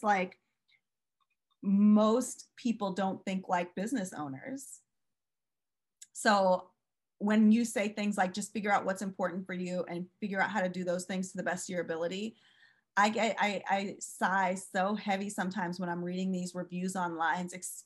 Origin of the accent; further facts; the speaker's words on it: St. Louis, Missouri, United States; When I was growing up in St. Louis, like Anheuser-Busch